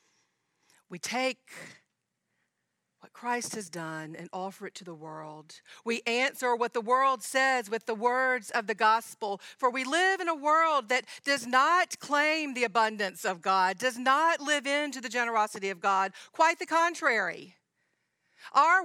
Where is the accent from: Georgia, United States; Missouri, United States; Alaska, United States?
Georgia, United States; I'm from Georgia